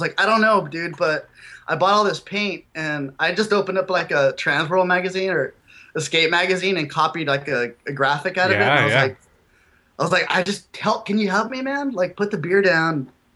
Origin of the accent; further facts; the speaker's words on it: Imperial Valley, California, United States; also born or lived in Yuma, Arizona / El Centro, California; I was born in Yuma, like Arizona, and then I grew up in when I was till like 11 or 12, I grew up in a factory, Placer City, California